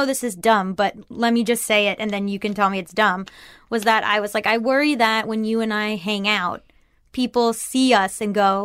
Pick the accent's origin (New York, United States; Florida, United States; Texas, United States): Florida, United States; moved away; I was from Florida